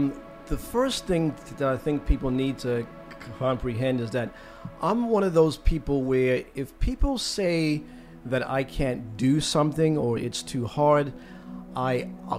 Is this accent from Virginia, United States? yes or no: no; Baltimore, Maryland, United States; moved away as an adult; also born or lived in Trinidad and Tobago; now in Australia; Yes, so I'm from Baltimore, which is 30 minutes northeast of Washington, D.C. I was born and bred there, yeah.